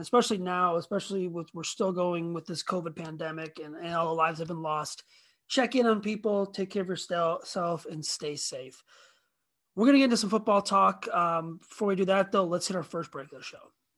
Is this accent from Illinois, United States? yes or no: yes; Rockford, Illinois, United States; I grew up in Rockford, which is about sixty miles west of where I'm living now.